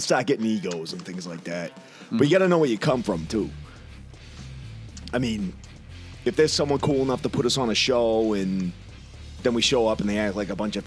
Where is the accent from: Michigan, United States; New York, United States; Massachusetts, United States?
Massachusetts, United States; Gardner; We're from Gardner